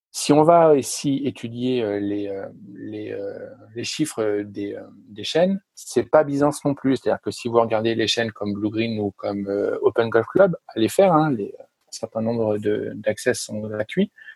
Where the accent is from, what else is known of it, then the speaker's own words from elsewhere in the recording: France; je suis français